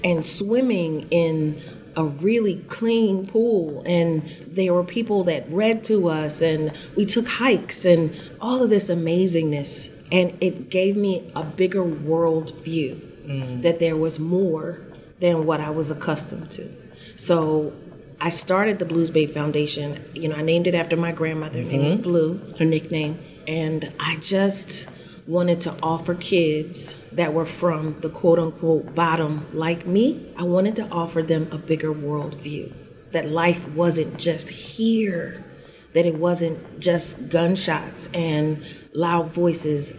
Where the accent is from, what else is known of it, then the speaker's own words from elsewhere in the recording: Philadelphia, Pennsylvania, United States; I grew up in North Philly